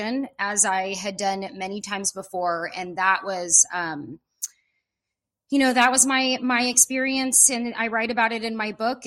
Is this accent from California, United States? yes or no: yes; Pacifica, California, United States; now in Ojai, United States; I'm from Northern California, up by the San Francisco Bay Area in a little town called Pacifica, California